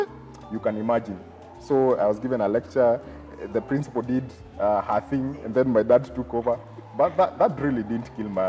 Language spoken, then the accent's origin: English; Ngong, Kajiado County, Kenya; So I grew up in Ngong